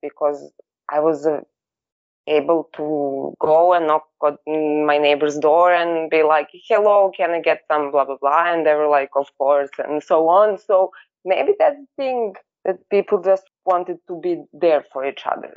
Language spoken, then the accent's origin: English; Belgrade, Serbia; I was born in 1992 in Belgrade, living in New Belgrade for all of my life.